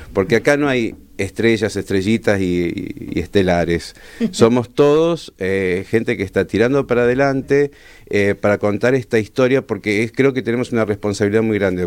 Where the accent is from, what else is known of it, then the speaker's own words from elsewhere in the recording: Buenos Aires Province, Argentina; yo soy de Gran Buenos Aires